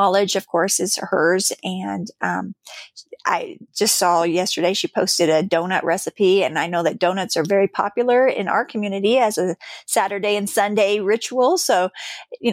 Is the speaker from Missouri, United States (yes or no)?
yes; Missouri, United States; I am from Missouri myself